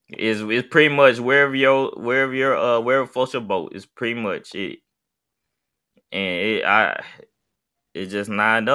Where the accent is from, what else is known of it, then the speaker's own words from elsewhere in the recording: Jackson, Mississippi, United States; Jackson used to be a beautiful place. I grew up in Jackson.